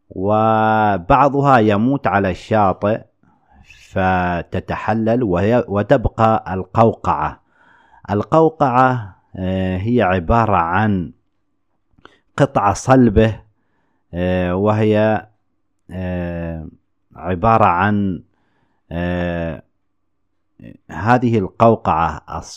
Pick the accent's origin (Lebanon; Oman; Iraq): Oman; هذه إحدى الأنشطة البحرية التي نمارسها على شاطئ البحر في بلادنا عمان